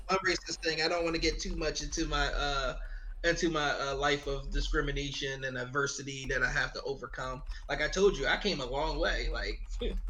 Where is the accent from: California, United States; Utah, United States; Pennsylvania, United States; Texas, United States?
Pennsylvania, United States; Philadelphia; I grew up in uh, West Philly. Actually, my mom went to school with uh, Will Smith. So I grew up in Upland Way uh, uh, in West Philly